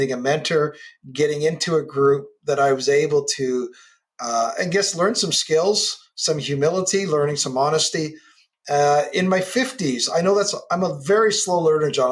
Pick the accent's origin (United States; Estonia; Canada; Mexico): Canada; I'm a Canadian kid on the West Coast